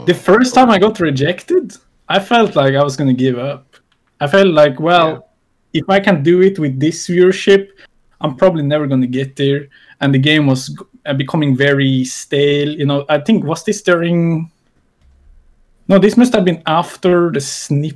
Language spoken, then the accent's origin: English; Norway; I'm from Norway